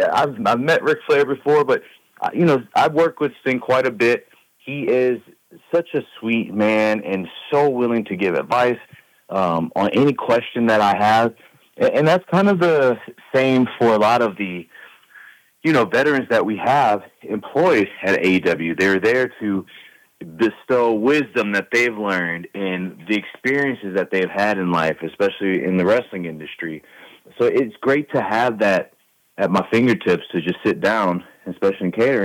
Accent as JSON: {"language": "English", "town": "New Orleans", "region": "Louisiana", "country": "United States", "tie": "born or raised there", "moved": "yes", "said": "My house, my childhood home, is actually 8 minutes from the Lakefront Arena."}